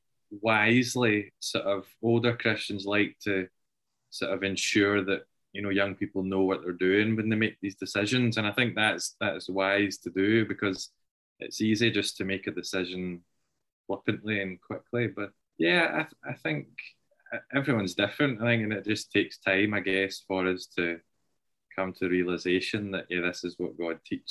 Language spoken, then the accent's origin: English; Kilbirnie, Scotland, United Kingdom; I was brought up and lived in Kilburnie all my life until we moved